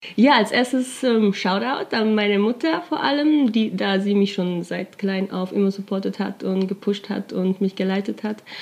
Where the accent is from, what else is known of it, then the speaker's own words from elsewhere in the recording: Chur, Graubünden, Switzerland; also born or lived in Russia; Graubünden, das ist dieser Kanton, wo ich herkomme